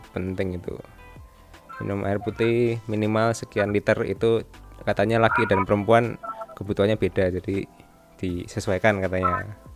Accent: Surakarta, Central Java, Indonesia; Fendi ini adalah temanku waktu SMP di, di Solo

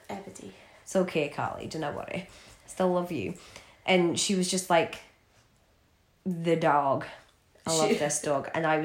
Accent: Aberdeen, Scotland, United Kingdom; moved away; especially because I came from Aberdeen to here.

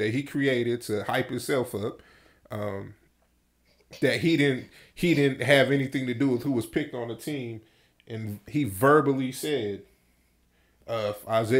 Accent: Phoenix, Arizona, United States; when I was growing up in South Phoenix

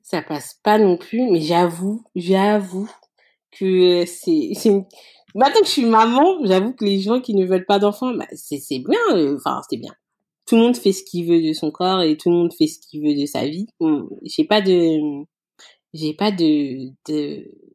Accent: France; nous, ses parents, on est français

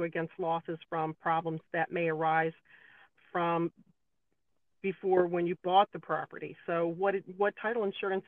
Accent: the South, United States; I'm from the South, so I do a lot of Southern cooking

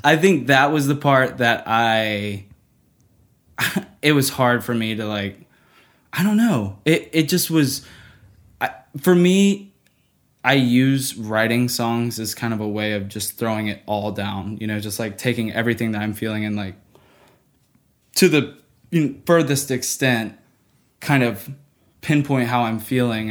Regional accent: Nashville, Tennessee, United States; growing up in Nashville

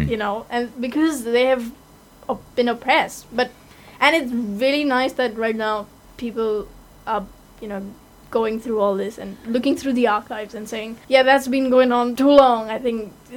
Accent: India; being an Indian

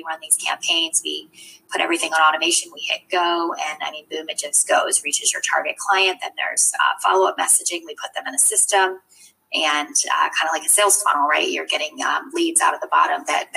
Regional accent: Eastern Shore of Maryland, United States; I grew up on the Eastern Shore of Maryland

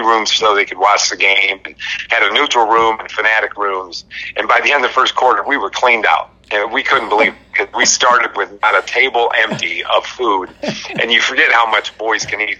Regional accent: Albion, Michigan, United States; I grew up in Albion, Michigan, on a uh, horse farm

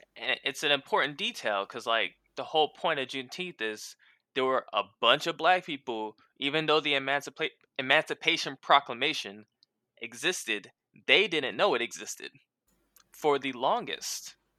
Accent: San Diego, California, United States; moved away; also born or lived in Louisiana; I'm from San Diego

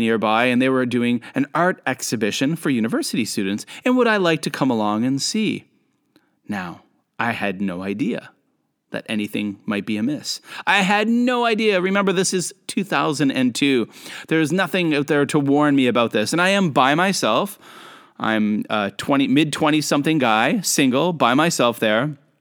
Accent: Canada; moved away as an adult; also born or lived in South Korea / Japan; now in China; I am a Canadian who lives and works in Asia.

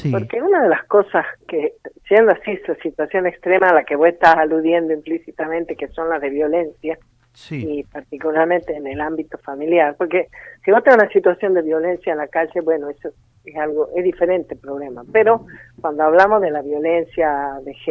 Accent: Tucumán, Argentina; De eh? Tucumán.

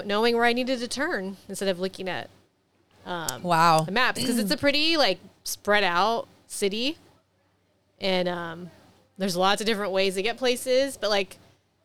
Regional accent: California, United States

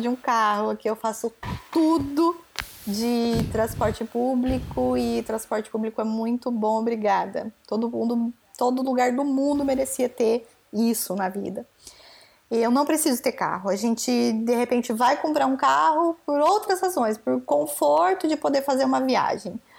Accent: Brazil; moved away as an adult; eu saí do Brasil com 30, e 30 anos

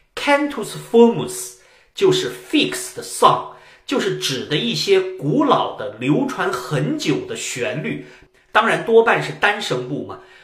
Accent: China; 我们中国人

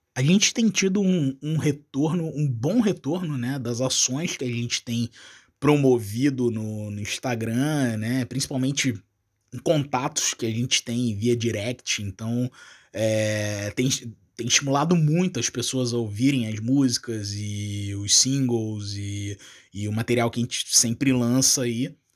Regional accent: Rio de Janeiro, Brazil; moved away as an adult; now in Uruguay; eu sou do Rio de Janeiro, né? Mas atualmente eu, eu, eu trabalho no Uruguai

